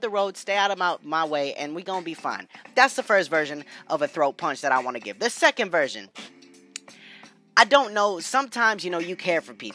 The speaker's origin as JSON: {"language": "English", "region": "New England", "country": "United States", "tie": "born or raised there", "said": "growing up in New England"}